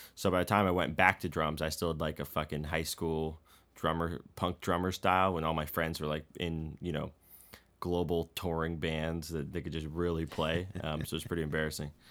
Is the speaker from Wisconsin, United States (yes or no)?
no; Bay Area, California, United States; I grew up in the Bay Area